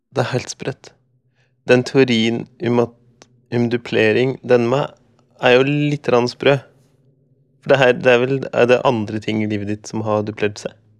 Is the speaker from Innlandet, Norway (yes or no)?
yes; Skjåk, Innlandet, Norway; der jeg kommer fra. Oppi en slik grend i Skjåk